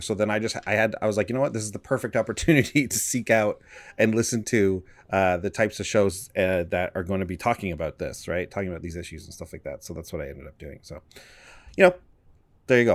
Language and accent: English; Canada; we're from Canada